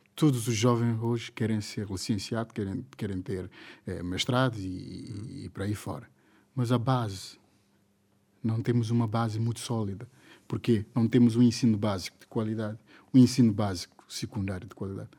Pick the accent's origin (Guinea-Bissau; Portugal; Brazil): Guinea-Bissau; Eu sou guineense